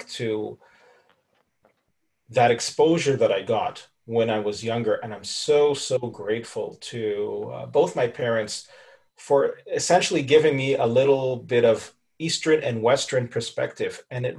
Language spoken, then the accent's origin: English; Cairo, Cairo Governorate, Egypt; moved away as an adult; also born or lived in Canada / Toronto, Canada; growing up in Cairo